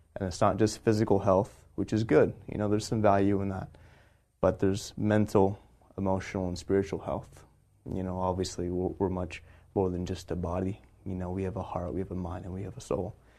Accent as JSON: {"language": "English", "region": "Texas", "country": "United States", "tie": "born or raised there", "also_born_or_lived": "California", "moved": "as an adult", "lives_now": "San Diego, United States", "said": "I grew up in Texas, came out to California for school"}